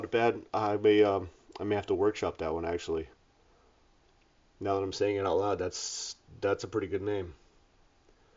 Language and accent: English; Cape Cod, Massachusetts, United States; moved away as an adult; also born or lived in North Carolina; now in South County, Rhode Island, United States; I'm from New England. I'm from Cape Cod. I grew up there.